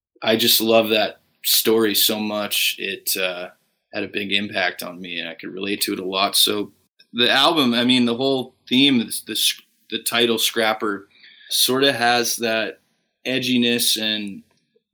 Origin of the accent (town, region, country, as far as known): Fort Saskatchewan, Alberta, Canada; born or raised there